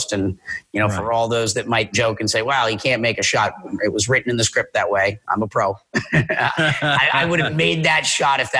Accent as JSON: {"language": "English", "region": "Minnesota", "country": "United States", "lives_now": "Puerto Rico", "said": "Yeah, so I'm from Minnesota originally, and I grew up as an actor, so I lived in California, and I've lived all over the world."}